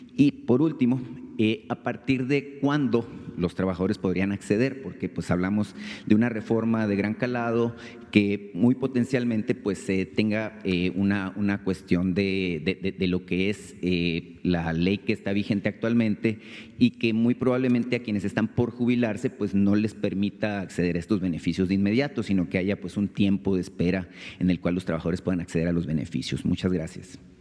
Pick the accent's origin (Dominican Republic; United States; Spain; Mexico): Mexico; Sonora; Vengo de Sonora